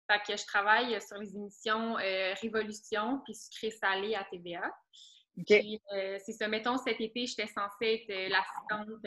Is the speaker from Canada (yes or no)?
yes; Saint-Sauveur, Quebec, Canada; also born or lived in Prévost; now in Blainville, Canada; moi, je viens du Nord. J'ai toujours grandi dans le Nord. Prévost, Saint-Sauveur. Dans le fond, mettons, je suis née à Prévost. Puis après, j'ai déménagé euh, à Saint-Sauveur, puis j'ai vraiment grandi là.